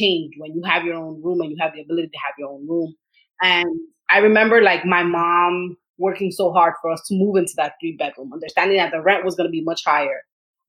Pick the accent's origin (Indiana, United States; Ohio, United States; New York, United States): New York, United States; New York City; I grew up in Washington Heights in Inwood, just a few blocks away actually of where I live right now